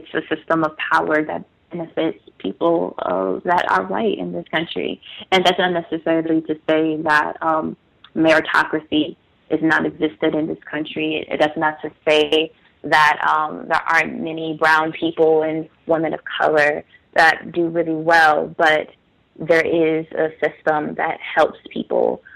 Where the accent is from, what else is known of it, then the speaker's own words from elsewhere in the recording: Washington, District of Columbia, United States; I was born and raised in the Washington, D.C. area